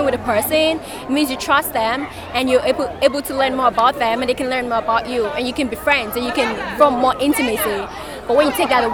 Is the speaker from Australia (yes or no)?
no; Nigeria; now in China; I'm Nigerian